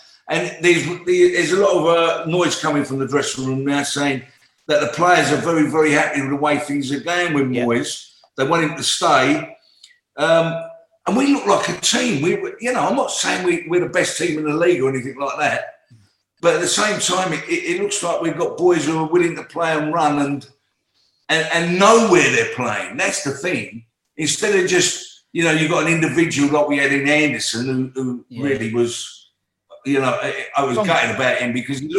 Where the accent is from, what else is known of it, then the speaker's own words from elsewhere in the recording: Plaistow, London, United Kingdom; also born or lived in Hackney; I lived in Caister Park Road, which is Plaistow. That's where I come out. I was born in Eckney Hospital, but really I was brought up in Plaistow.